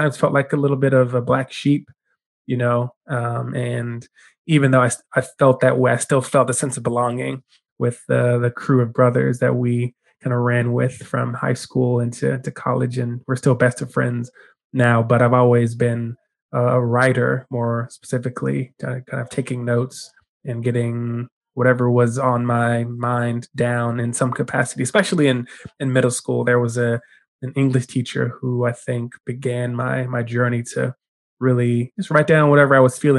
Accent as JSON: {"language": "English", "town": "Denver", "region": "Colorado", "country": "United States", "tie": "born or raised there", "moved": "as an adult", "lives_now": "California, United States", "said": "So I'm originally from Denver, Colorado, born and raised Denver native."}